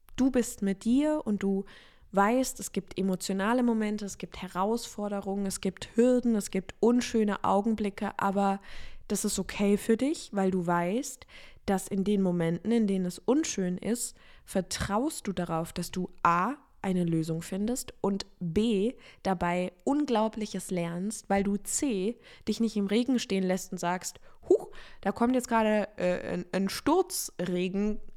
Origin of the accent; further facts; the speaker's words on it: Offenburg area, Baden-Württemberg, Germany; moved away; also born or lived in Freiburg; ich habe jetzt diesen Umzug von Freiburg nach Offenburg gemacht